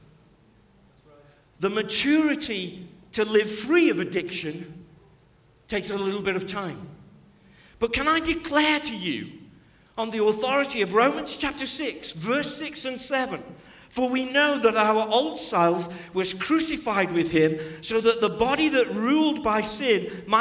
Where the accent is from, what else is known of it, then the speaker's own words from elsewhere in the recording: Stoke-on-Trent, West Midlands, United Kingdom; I'm from Stoke-on-Trent